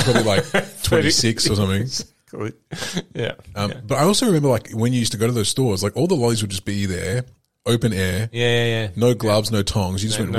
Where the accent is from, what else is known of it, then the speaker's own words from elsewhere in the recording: Bicton, Western Australia, Australia; Like where I lived, I grew up in Bicton